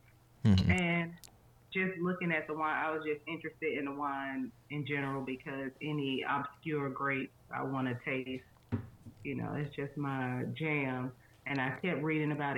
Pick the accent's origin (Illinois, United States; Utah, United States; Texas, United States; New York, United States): New York, United States; New York City; I'm originally from Harlem